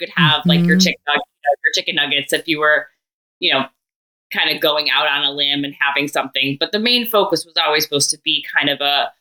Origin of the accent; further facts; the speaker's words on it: suburbs of Chicago, Illinois, United States; moved away as an adult; also born or lived in Columbus, Ohio; I grew up in Illinois in the suburbs of Chicago, but then went to Ohio State, and that was in Columbus, Ohio